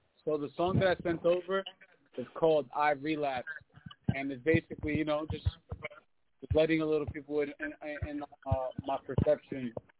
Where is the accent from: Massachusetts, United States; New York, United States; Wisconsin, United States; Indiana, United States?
New York, United States; Queens; I mean, I grew up in the streets for a while. I mean, I grew up playing basketball on Queensbridge when I was a little kid. I was always in the hood.